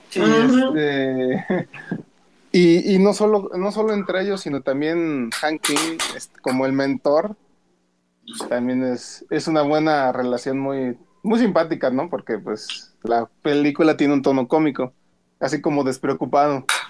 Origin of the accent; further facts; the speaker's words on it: San Luis Potosí, Mexico; aquí las de mi tierra, San Luis